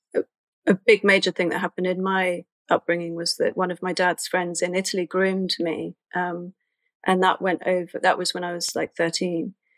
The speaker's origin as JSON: {"language": "English", "region": "London", "country": "United Kingdom", "tie": "born or raised there", "said": "I was raised in Islington in North London."}